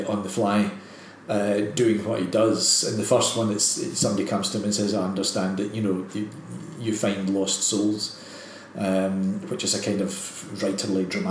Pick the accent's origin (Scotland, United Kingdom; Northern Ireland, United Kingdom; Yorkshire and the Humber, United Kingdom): Scotland, United Kingdom; Glasgow; I come from Springburn